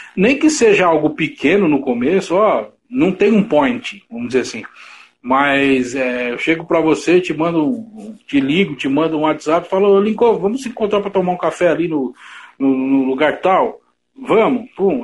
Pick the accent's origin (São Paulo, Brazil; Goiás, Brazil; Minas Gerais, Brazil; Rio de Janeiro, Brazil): São Paulo, Brazil; Eu sou, da sou da Zona Leste